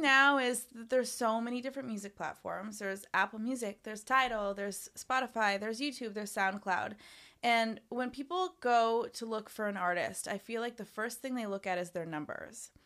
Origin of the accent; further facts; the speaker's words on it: Canada; moved away as an adult; now in Los Angeles, United States; I grew up in Canada